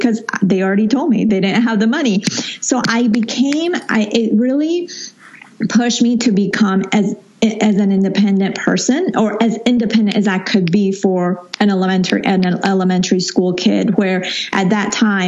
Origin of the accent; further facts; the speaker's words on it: Colombia; moved away; I was born there, grew up there for a good time of my life